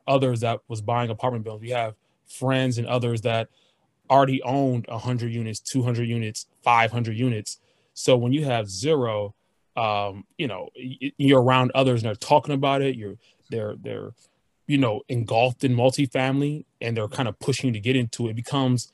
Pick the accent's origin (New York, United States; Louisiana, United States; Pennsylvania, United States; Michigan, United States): Michigan, United States; Detroit; We're from Detroit area